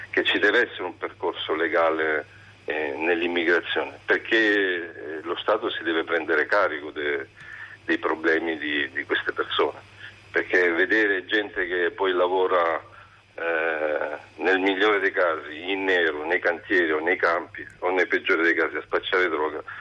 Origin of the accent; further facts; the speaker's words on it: Salento, Apulia, Italy; now in Bologna, Italy; io chiamo da, da Bologna, però allora. chiaramente non sono di, di, Bologna, non si sente da, dall'accento, sono salentino.